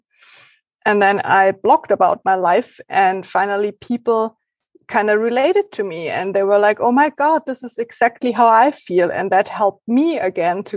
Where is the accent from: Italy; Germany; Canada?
Germany; first language German; English is a second language